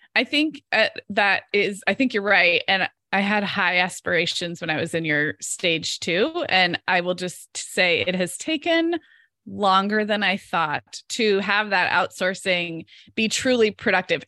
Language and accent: English; Santa Barbara, California, United States; born or raised there; moved away as an adult